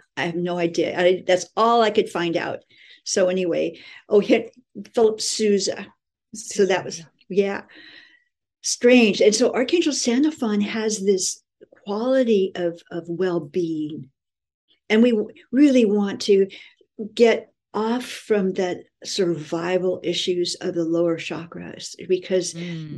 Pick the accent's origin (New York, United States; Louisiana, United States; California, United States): California, United States; moved away as an adult; also born or lived in Honolulu, Hawaii; I was living in Hawaii and I'm from California